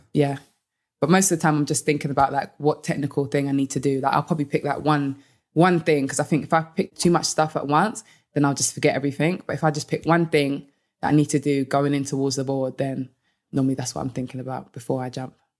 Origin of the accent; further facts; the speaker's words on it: London, United Kingdom; moved away as an adult; also born or lived in United States; being in London and then moving to the U S